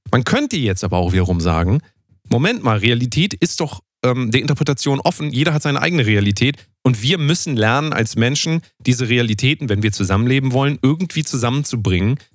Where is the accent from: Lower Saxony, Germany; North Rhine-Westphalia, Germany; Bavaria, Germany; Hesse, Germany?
Hesse, Germany; Äh, in dem Fall bin ich Hesse, wie ich das gerade eben gesagt habe. Ich bin Hesse